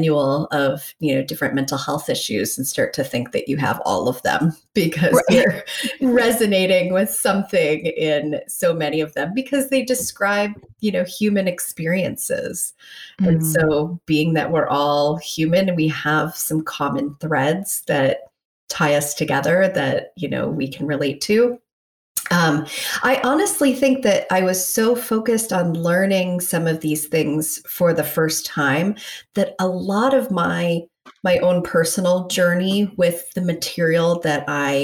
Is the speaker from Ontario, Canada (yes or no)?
yes; Toronto, Ontario, Canada; moved away as an adult; now in Minnesota, United States; I'm from Toronto originally. That's where I grew up, and that's where I went to my undergrad at York University